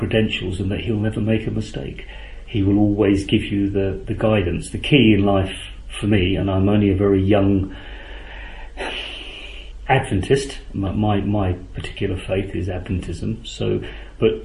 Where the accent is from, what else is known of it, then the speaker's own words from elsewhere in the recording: London, United Kingdom; moved away; I'm originally from London. I was born 59 years ago